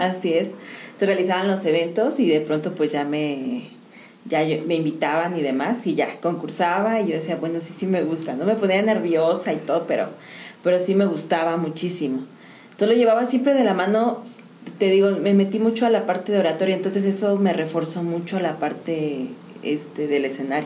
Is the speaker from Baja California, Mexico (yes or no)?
no; San Juan del Río, Querétaro, Mexico; yo soy de aquí de San Juan del Río